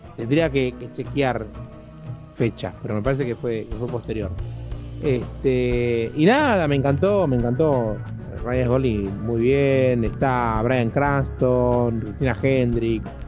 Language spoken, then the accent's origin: Spanish; Argentina; en un país como Argentina, que somos relativamente pocos